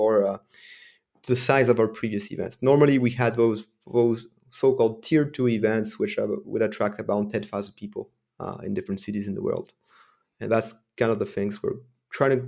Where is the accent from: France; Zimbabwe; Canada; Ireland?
France; first language French; English is a second language; And English is not my first language. I'm French, so I'm a French speaker.